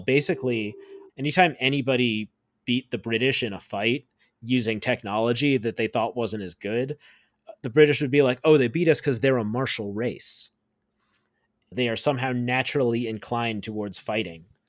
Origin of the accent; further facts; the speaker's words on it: United States; growing up in America